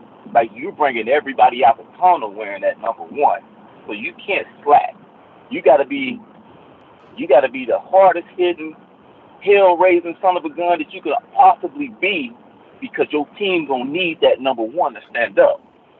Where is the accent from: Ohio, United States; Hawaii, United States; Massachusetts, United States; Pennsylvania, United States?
Ohio, United States; Cincinnati; I was from Cincinnati, so I wasn't used to the Florida guys at that point